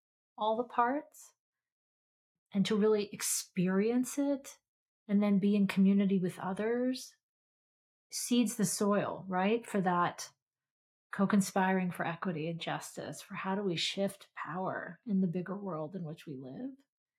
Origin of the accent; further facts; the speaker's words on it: Philippines; also born or lived in Pakistan; I grew up in the Philippines in Pakistan, and so it took me some time to discover Audre Lorde and Pat Parker